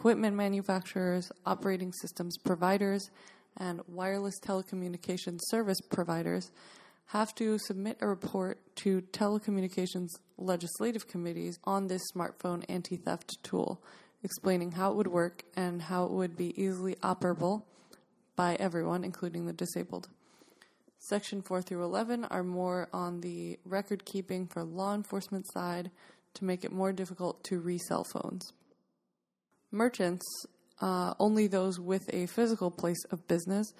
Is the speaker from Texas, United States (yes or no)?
no; New York, United States; New York State, my home state